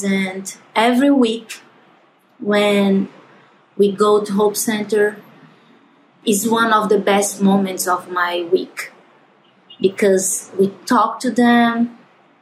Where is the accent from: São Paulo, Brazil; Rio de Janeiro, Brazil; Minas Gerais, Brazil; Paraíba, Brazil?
Paraíba, Brazil; João Pessoa; we are from João Pessoa